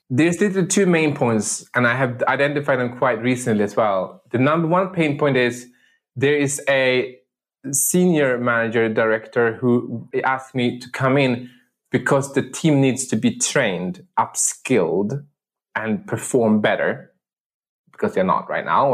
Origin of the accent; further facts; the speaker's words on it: Sweden; moved away as an adult; also born or lived in Medellin, Colombia; I'm adopted from the city of Medellin, Colombia, and uh, to a village on the countryside of uh, Sweden, where I grew up and I spent the first 19 years of my life